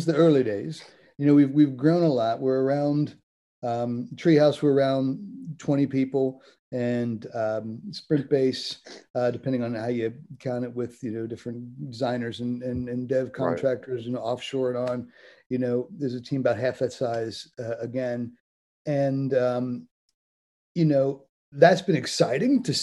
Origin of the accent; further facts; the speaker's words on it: Cincinnati, Ohio, United States; moved away as an adult; also born or lived in Cambridge, United Kingdom; now in London, United Kingdom; I'm originally from Cincinnati, Ohio